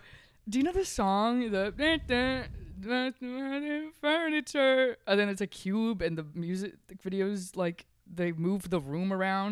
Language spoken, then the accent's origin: English; Texas, United States; The town I'm from in Texas